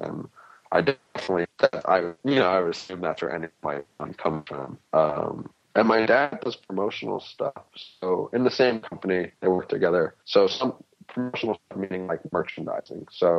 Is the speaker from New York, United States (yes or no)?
yes; Manhattan, New York, United States; As me being an odd kid out in school, or as me growing up in Manhattan?